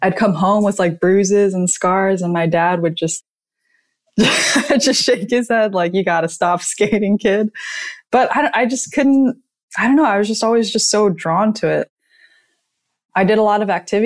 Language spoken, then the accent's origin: English; Southern California, United States; grew up in SoCal